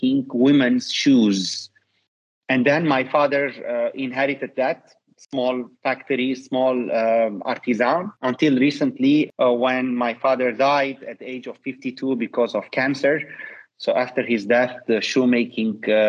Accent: Burj Hammoud, Mount Lebanon, Lebanon; I'm born and raised in Beirut, Lebanon, in a small town called Burj Hamoud.

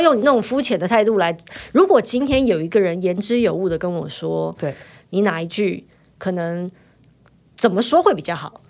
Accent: Taiwan; 我三十岁就来台湾了，我在这里读书长大

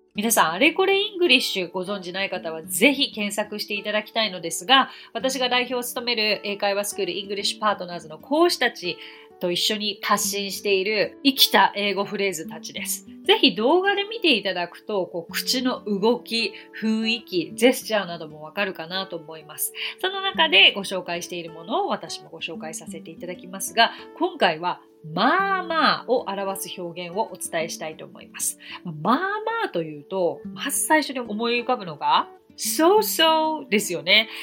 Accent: Japan; first language Japanese; 日本人で私にとっても日本語が母国語

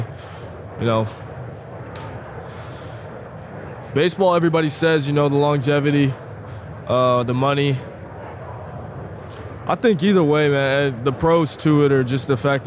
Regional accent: Dallas, Texas, United States; Dallas-based company, you know, my hometown

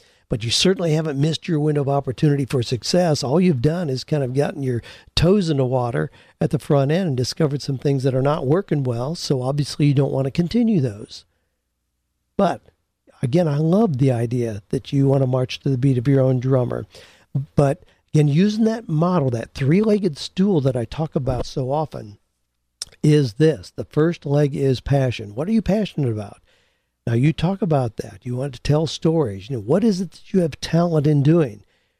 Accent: Peru; moved away as an adult; now in Los Angeles, United States; I immigrated from Peru to Los Angeles, struggled for years

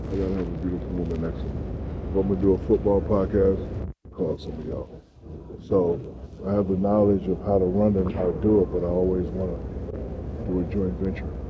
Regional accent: Newark, New Jersey, United States; You're from Newark, right? Yeah, I'm from

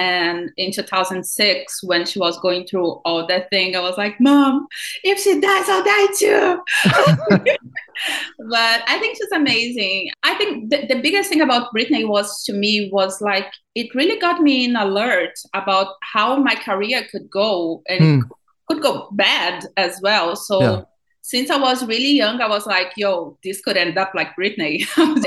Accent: Brazil; born or raised there; accent: thick accent; English is a second language; moved away as an adult; now in Los Angeles, United States

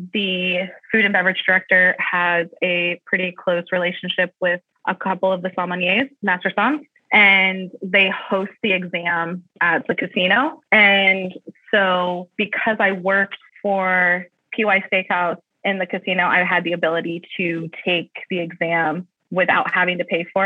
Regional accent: Columbus, Ohio, United States; moved away as an adult; also born or lived in United Kingdom / Tucson, Arizona; I say I'm from Columbus. My family's been here for numerous years

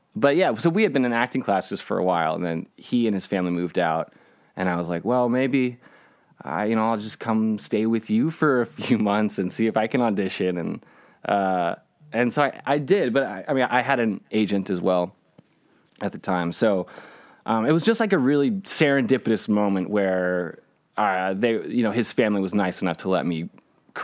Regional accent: Dallas, Texas, United States; moved away as an adult; also born or lived in Portland, Oregon; now in Los Angeles, United States; I grew up in Dallas. People ask where I'm from, I say Dallas.

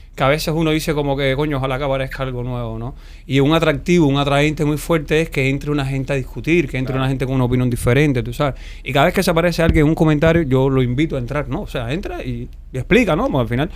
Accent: Pinar del Río, Cuba; soy de Pinal

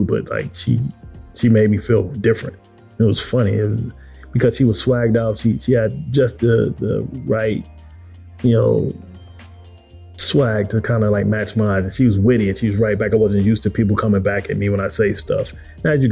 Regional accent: Detroit, Michigan, United States; we're both from Detroit

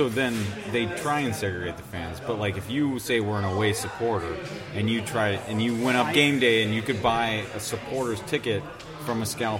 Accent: United States; I'm an American.

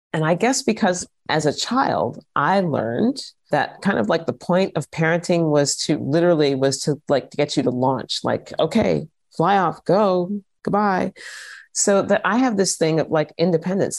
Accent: United States; moved away as an adult; also born or lived in Vienna, Austria; now in Austria; if I had stayed in the States

